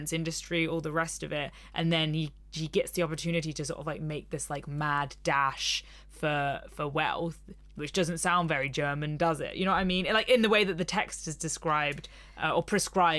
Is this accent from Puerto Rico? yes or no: no; England, United Kingdom; we're English